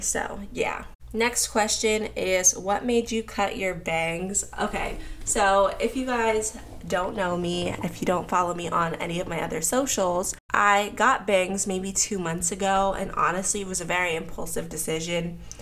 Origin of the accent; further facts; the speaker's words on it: Pittsburgh, Pennsylvania, United States; moved away as an adult; now in Atlanta, United States; Then I moved to Pittsburgh when I was like four or five years old when my parents got divorced. I grew up in Pittsburgh